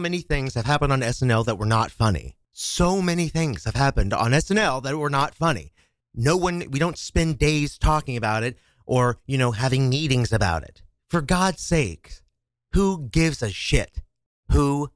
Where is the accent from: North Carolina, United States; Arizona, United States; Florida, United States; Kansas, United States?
Kansas, United States; now in New York City, United States; my home state of Kansas